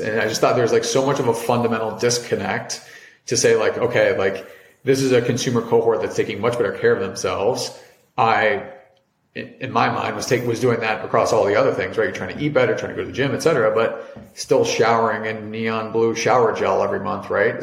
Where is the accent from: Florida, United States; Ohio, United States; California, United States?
Ohio, United States; Cincinnati; moved away as an adult; also born or lived in Providence, Rhode Island / New York; I'm originally from Cincinnati, Ohio